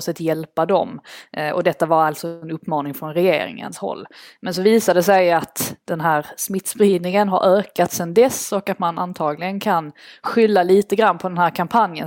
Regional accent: Sweden; moved away as an adult; now in London, United Kingdom; min eh, familj hem, som är kvar hemma i Sverige och mina svenska vänner

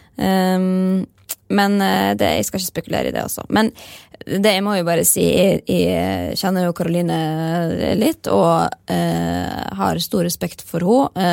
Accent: Molde, Møre og Romsdal, Norway; vi kommer jo fra Molde

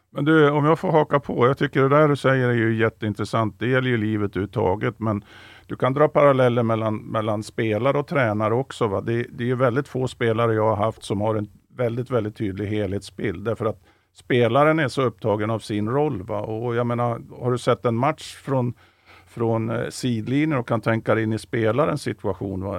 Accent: central or southern Norrland, Sweden; Jag är ju norrlänning som han, fast jag kommer från, från mellersta Norrland eller till och med södra Norrland

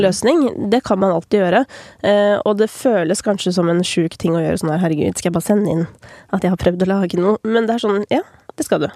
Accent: Oppegård, Akershus, Norway; satt jeg i kommunestyret i Oppegård, der jeg kommer fra

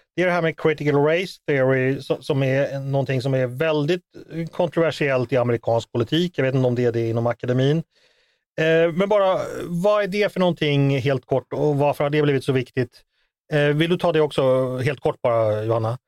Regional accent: Sweden; som svensk

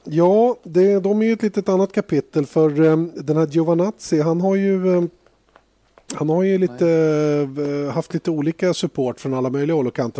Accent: Sweden; som svensk

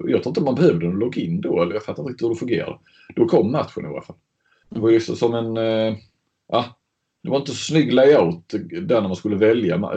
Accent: Skåne, Sweden; Men Ljung är ju snarare Hässleholm och Bjärnum och där, där jag kommer ifrån.

